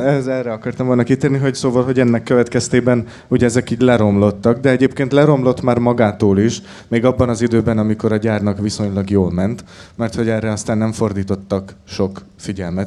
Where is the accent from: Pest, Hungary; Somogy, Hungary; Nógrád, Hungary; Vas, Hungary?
Nógrád, Hungary; Salgótarján; én sagotarjáni származású vagyok